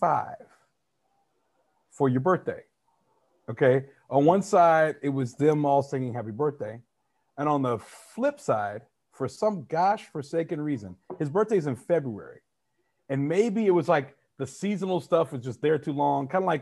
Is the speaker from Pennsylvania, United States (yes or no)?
no; Dallas, Texas, United States; I grew up in North Dallas in a very preppy school.